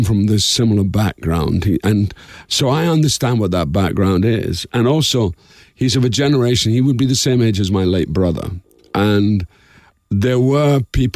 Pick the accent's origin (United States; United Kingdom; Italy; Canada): United Kingdom; Dundee, Scotland; somewhere called Dundee, Scotland. I said, that's my hometown.